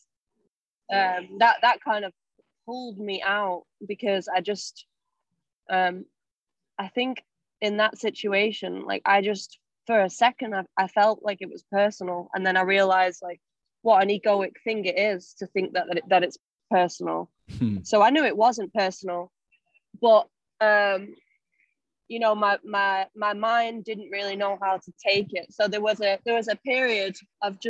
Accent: Salford, North West England, United Kingdom; now in London, United Kingdom; I'm from Broughton.

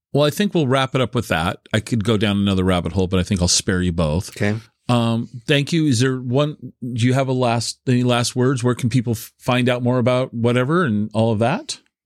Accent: Tacoma, Washington, United States; when I was a, a, kid growing up in the Tacoma Puyallup area

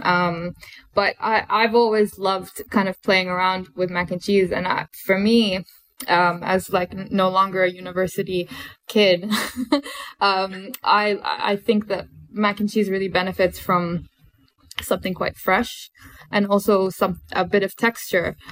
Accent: Bahrain; I grew up in Bahrain, and um, also grew up in the Middle East

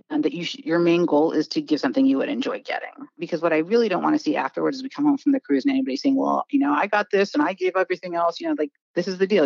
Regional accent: Washington, United States; moved away as an adult; also born or lived in East Coast of the US; I grew up in Washington State, so I went to Disneyland growing up, and then I moved out east for college, and I just have stayed

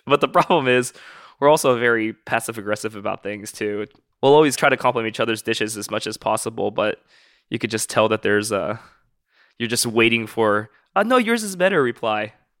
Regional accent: Tokyo, Japan; moved away; I'm Japanese. I'm from Tokyo.

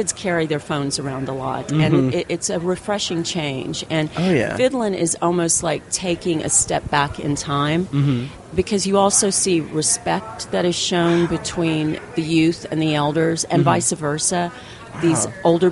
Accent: Appalachian Mountains, United States; moved away; we're from the Appalachian Mountains, and we went back home to our roots

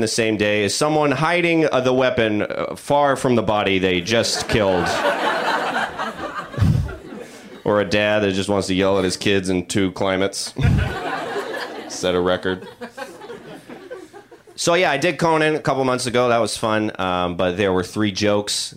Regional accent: the South, United States; also born or lived in Georgia; now in Los Angeles, United States; I'm from the South

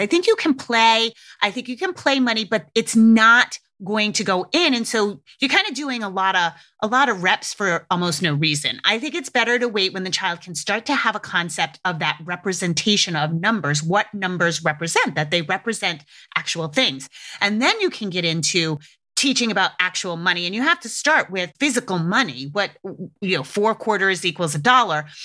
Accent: New England, United States; I grew up in New England

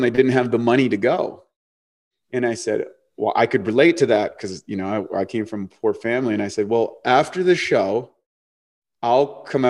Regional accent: New Brunswick, Canada; like I came from New Brunswick. I haven't seen anything.

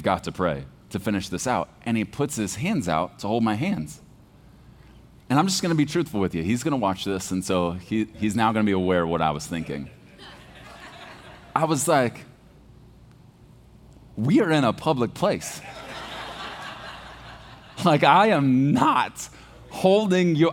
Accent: Texas, United States; I was born in Texas. Like, we eat red meat with our cereal in the morning.

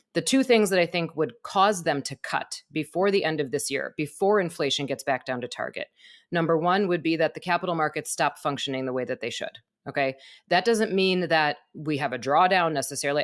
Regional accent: Wisconsin, United States; moved away; I'm from Wisconsin

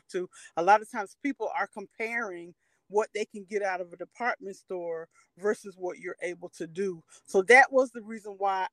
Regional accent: Winston-Salem, North Carolina, United States; I'm originally from Winston-Salem, North Carolina.

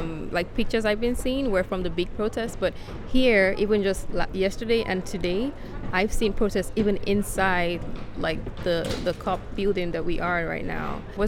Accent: Lagos, Nigeria; I'm from Lagos, Nigeria. I just got in on Sunday

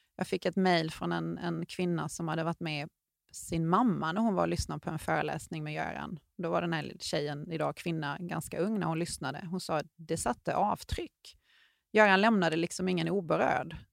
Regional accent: Sweden; vi var ju två svenskar på berget samtidigt

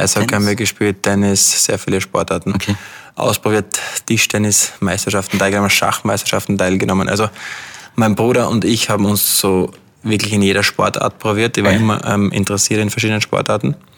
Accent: Austria; moved away as an adult; now in London, United Kingdom; als Österreicher

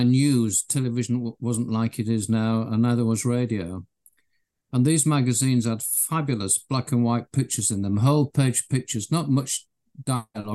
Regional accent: Leeds, Yorkshire and the Humber, United Kingdom; I was born in Leeds in Yorkshire in the UK. I lived in a terrace house with my parents and my sister. It was great in those days. We used to play out in the cobbled back streets

